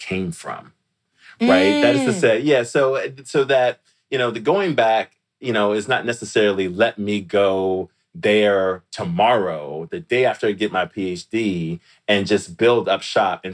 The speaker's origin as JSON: {"language": "English", "town": "Washington", "region": "District of Columbia", "country": "United States", "moved": "yes", "said": "I'm from DC forever, right? I'm from Washington, DC forever."}